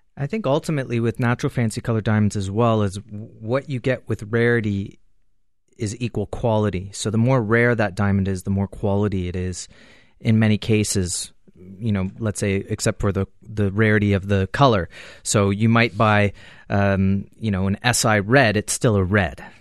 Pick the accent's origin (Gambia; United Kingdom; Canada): Canada; as a Canadian